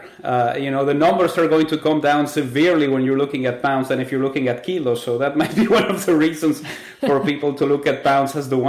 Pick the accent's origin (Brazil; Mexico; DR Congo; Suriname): Mexico; now in Canada; I grew up in Mexico and everything was metric